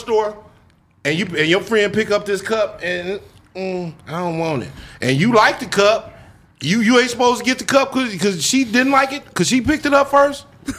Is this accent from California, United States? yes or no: yes; Inglewood, California, United States; Inglewood, South LA, in YA.